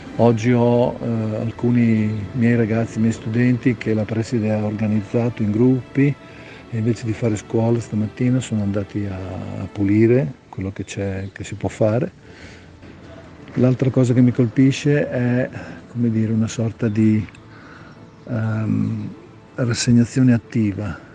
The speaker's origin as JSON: {"language": "Italian", "town": "Faenza", "region": "Emilia-Romagna", "country": "Italy", "tie": "born or raised there", "said": "io ho più di 60 anni, vivo qui da sempre"}